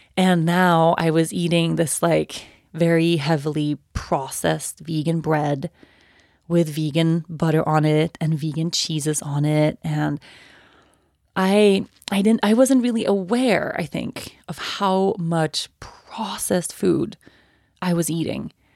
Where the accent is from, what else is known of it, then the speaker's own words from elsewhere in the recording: Sweden; moved away as an adult; I turned eighteen and I moved away from Sweden